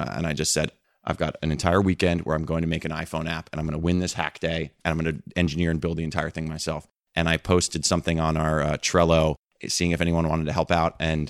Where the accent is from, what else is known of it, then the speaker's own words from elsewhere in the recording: East Coast, United States; You know, I grew up on the East Coast. I didn't leave the Eastern time zone until I was like 22 years old or something like that.